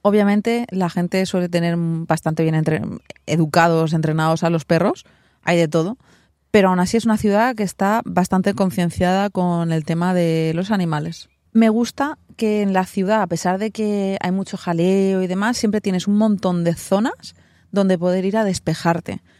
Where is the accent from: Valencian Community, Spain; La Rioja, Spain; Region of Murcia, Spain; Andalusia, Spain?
Valencian Community, Spain; Alicante; moved away as an adult; now in New York, United States; Nosotros somos de Alicante